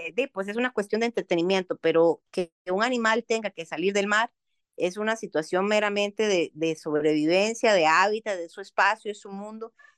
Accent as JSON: {"language": "Spanish", "country": "Costa Rica", "said": "nosotros como costarricenses"}